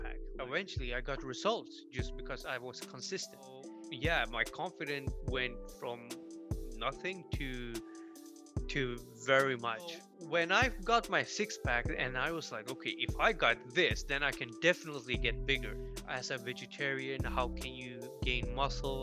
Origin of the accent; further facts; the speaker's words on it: Tumba, Stockholm County, Sweden; I grew up in this city, actually, where I'm living right now, in Tumba, which is south of Stockholm